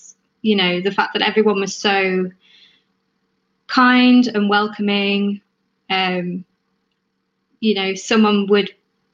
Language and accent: English; Birmingham, West Midlands, United Kingdom; I grew up in Birmingham, sort of a little town called Albury, about 20 minutes outside the city centre